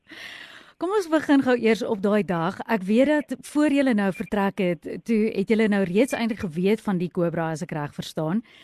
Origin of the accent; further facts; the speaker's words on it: South Africa; ons as Suid-Afrikaners